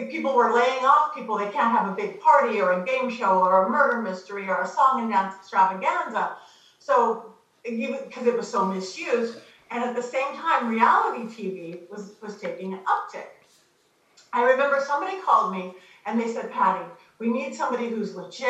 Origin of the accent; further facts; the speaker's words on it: Long Beach, California, United States; also born or lived in Los Angeles, California; I was born in Long Beach, which is like suburban next to it. But I've been here my whole life